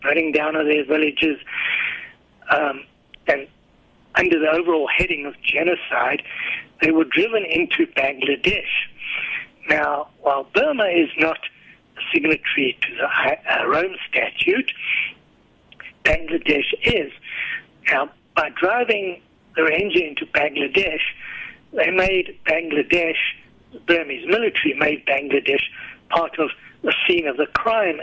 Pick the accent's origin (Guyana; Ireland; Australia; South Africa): South Africa